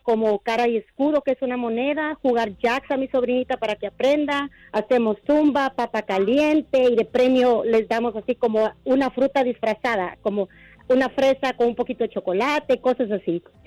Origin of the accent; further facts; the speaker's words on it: Guatemala; con mis sobrinos somos de Guatemala